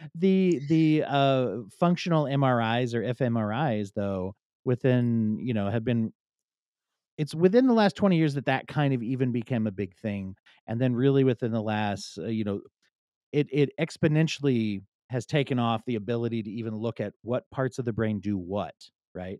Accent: Pennsylvania, United States; I grew up in Pennsylvania

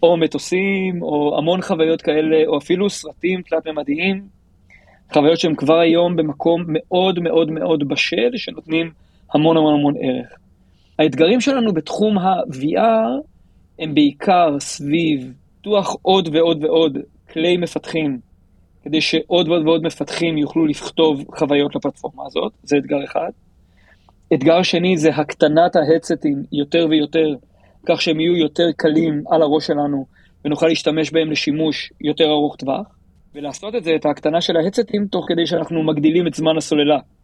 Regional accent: Tel Aviv, Tel Aviv District, Israel; אני מתל אביב, אנחנו גרים בבבלי

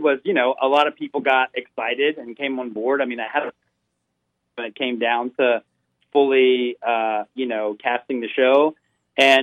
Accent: Memphis, Tennessee, United States; as an artist growing up in Memphis, I wasn't in the queer arts community

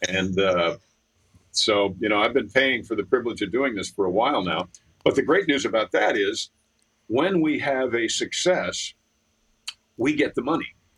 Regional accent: New York, United States; I was 18 from New York

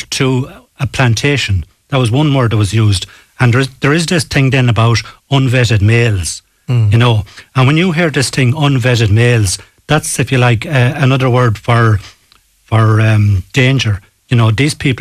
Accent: Ballaghaderreen, County Roscommon, Ireland; also born or lived in Castle Park, Ballybane, Galway; now in Galway, Ireland; I grew up in Ballyhadrin in Roscommon

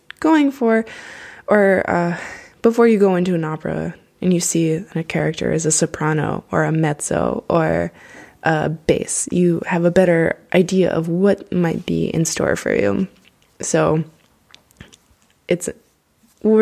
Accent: United States; growing up in the States, I had to study literature

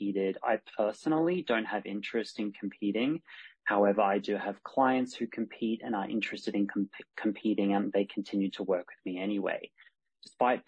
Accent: Australia; now in Spain; I'm Australian by birth, but I live in Spain.

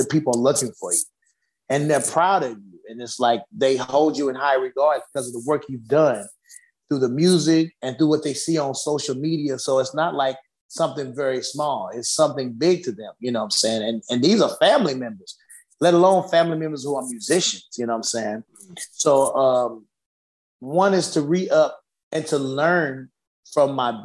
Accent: United States; I was raised in America

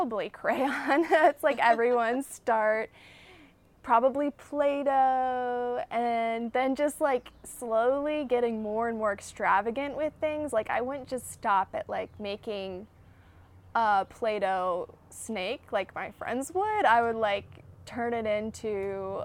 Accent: West Virginia, United States; I'm from West Virginia. I've lived there pretty much my whole life

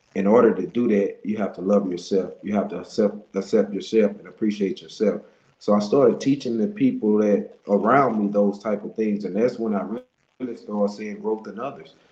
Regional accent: Monroe, Louisiana, United States; I'm from Monroe, Louisiana.

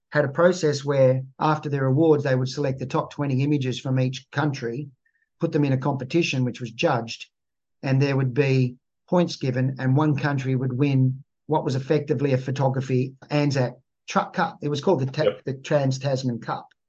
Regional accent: Malaysia; born there; I grew up, I was born in Malaysia and I went to six different schools in the first seven years of school.

